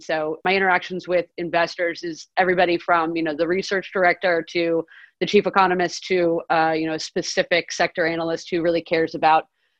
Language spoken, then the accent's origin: English; New York, United States; I'm from New York